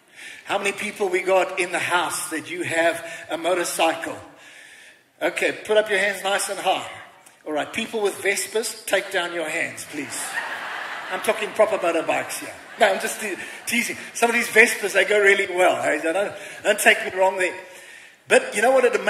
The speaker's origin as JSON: {"language": "English", "region": "England", "country": "United Kingdom", "moved": "yes", "lives_now": "South Africa", "said": "I'm an Englishman"}